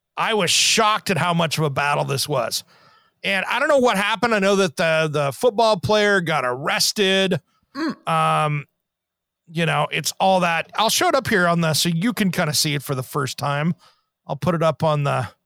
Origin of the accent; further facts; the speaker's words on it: Tri-Cities, Washington, United States; growing up in Tri Cities, Washington, and uh, Eastern Washington